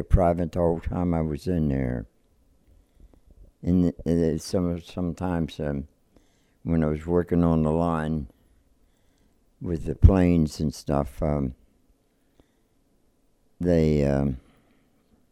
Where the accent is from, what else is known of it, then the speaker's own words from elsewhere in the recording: Eastern Maryland, United States; I was born in Eastern Maryland in, 1923.